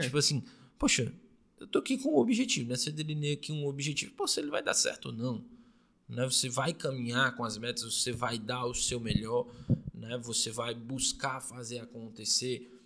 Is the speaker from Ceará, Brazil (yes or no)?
yes; Fortaleza, Ceará, Brazil; a gente é de Fortaleza, Fortaleza. no Ceará